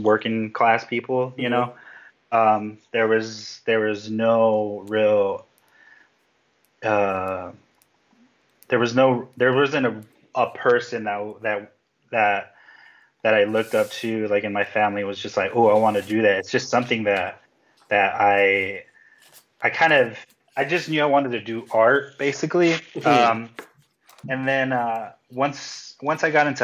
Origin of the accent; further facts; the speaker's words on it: Compton, California, United States; I was born in Compton, California, which has a pretty a bad rep in pop culture and like hip hop and stuff